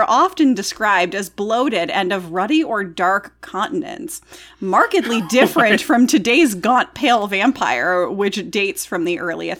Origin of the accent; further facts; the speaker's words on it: the South, United States; And they'd always go, why, thank you, but I'm from the South.